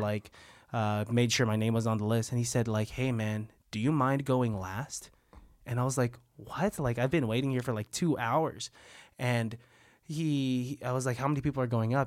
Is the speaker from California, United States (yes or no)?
yes; San Francisco, California, United States; I was born in San Francisco